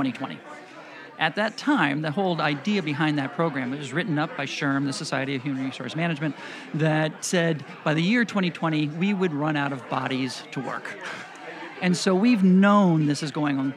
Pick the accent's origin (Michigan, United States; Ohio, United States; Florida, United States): Florida, United States; Fort Pierce; I was born and raised in Fort Pierce, which I'm very proud to say. Third generation Floridian